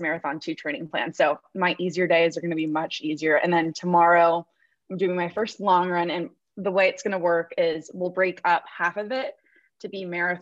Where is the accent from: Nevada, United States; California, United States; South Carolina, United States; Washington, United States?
California, United States; Los Angeles; I am from Southern California, specifically Los Angeles.